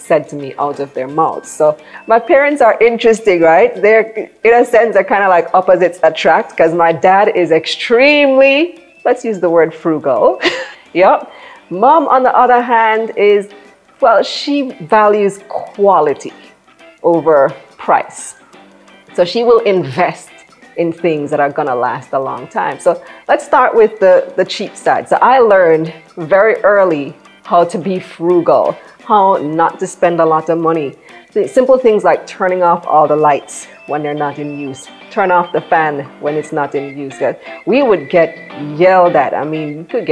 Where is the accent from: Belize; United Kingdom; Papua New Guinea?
Belize; moved away as an adult; now in Jamaica; I'm actually from Belize, born and raised